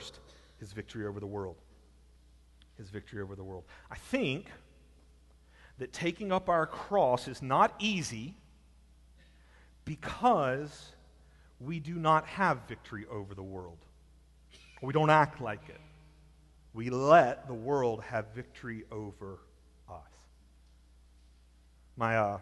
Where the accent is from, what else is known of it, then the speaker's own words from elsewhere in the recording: Alabama, United States; I'm from Alabama